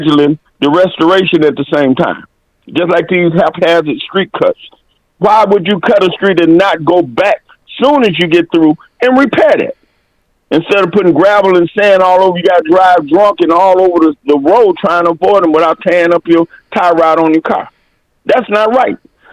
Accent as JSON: {"language": "English", "town": "Flint", "region": "Michigan", "country": "United States", "tie": "born or raised there", "said": "I was born in Flint"}